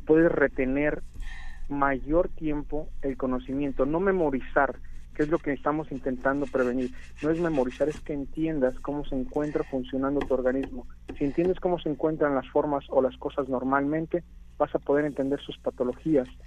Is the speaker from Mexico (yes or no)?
yes; Mexico; todos los demás somos mexicanos